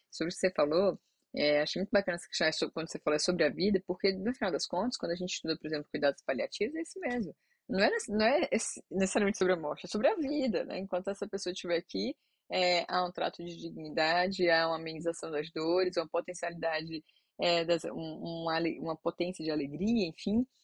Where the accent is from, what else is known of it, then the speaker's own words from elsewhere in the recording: Ceará, Brazil; a gente é do Ceará